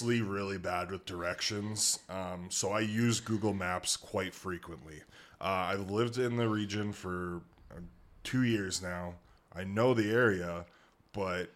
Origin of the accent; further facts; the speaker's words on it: Alberta, Canada; I was born and raised in Albertan. I know about winter.